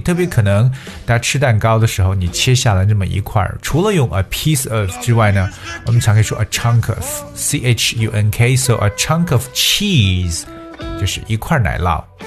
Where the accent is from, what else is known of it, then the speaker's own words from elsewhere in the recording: China; 让我们中国人学起来也足够头大